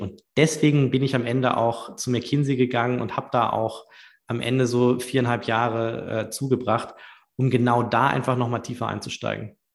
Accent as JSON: {"language": "German", "town": "Düsseldorf", "region": "North Rhine-Westphalia", "country": "Germany", "tie": "born or raised there", "also_born_or_lived": "Munich / London / United States", "moved": "as an adult", "said": "ich bin gebürtiger Düsseldorfer"}